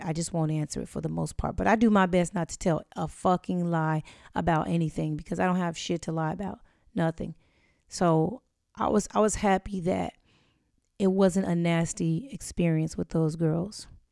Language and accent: English; Inglewood, California, United States; growing up in Inglewood